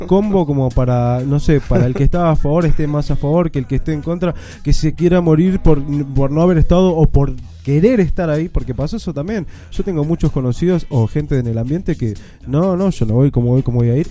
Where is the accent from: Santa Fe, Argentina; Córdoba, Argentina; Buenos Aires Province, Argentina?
Buenos Aires Province, Argentina; Boulogne Sur Mer; yo soy de Bulogne